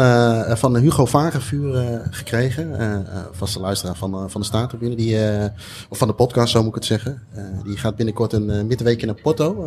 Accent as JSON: {"language": "Dutch", "country": "Netherlands", "said": "wij als Nederlander"}